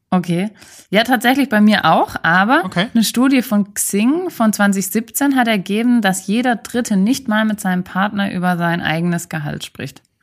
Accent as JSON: {"language": "German", "country": "Germany", "said": "bei uns in Deutschland"}